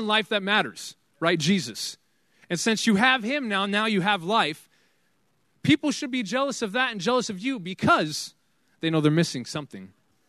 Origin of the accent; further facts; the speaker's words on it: Fife, Washington, United States; Fife is my hometown. I graduated Fife High School right there, 2007